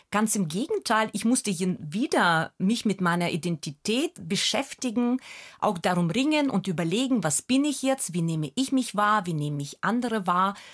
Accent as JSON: {"language": "German", "country": "Germany", "said": "Und in England war ich plötzlich für alle The German Girl, weil sie wussten, ich komme aus Deutschland und das hat niemand in Frage gestellt."}